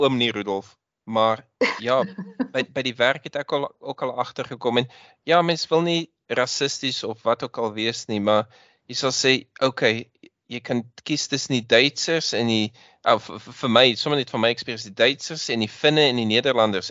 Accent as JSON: {"language": "Afrikaans", "region": "Western Cape", "country": "South Africa", "tie": "born or raised there", "moved": "yes", "lives_now": "Belgium", "said": "ek het in die in die Kaap groot geword"}